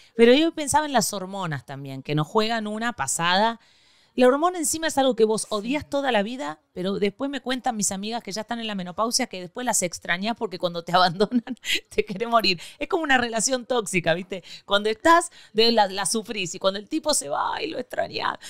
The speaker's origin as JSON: {"language": "Spanish", "country": "Argentina", "moved": "yes", "lives_now": "Miami, United States"}